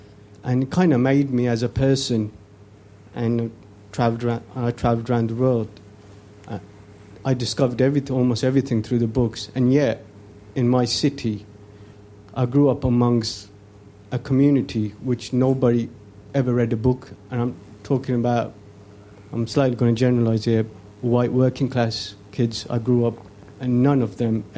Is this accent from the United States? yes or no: no; Birmingham, West Midlands, United Kingdom; As a kid in Birmingham, where I grew up